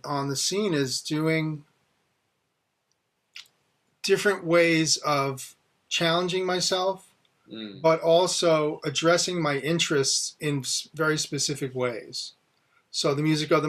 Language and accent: English; outside of New York, United States; as a kid growing up outside of New York